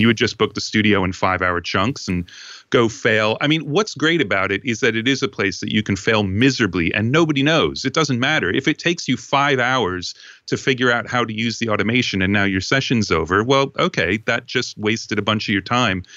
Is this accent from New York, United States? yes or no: yes; Long Island, New York, United States; I grew up on Long Island